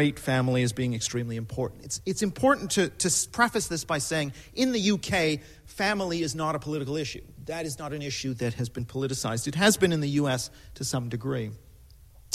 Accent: Canada; I'm Canadian

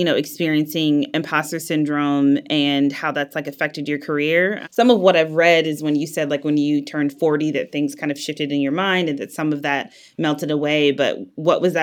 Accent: Wisconsin, United States; moved away; I grew up in Wisconsin

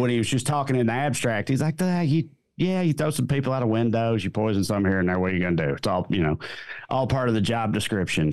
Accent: rural Tennessee, United States; moved away as an adult; now in Southern California, United States; I live in Southern California now, but I'm from deep rural Tennessee

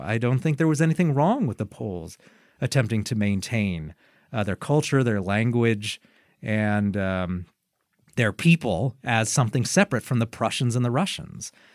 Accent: United States; As an American

